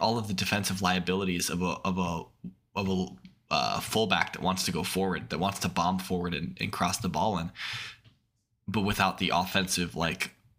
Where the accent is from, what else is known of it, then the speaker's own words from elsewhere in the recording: United States; as Americans.